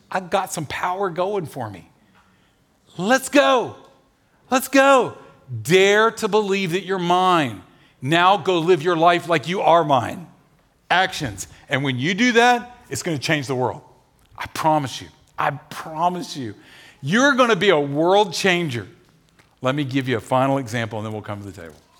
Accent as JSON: {"language": "English", "town": "Nashville", "region": "Tennessee", "country": "United States", "said": "we're from Nashville."}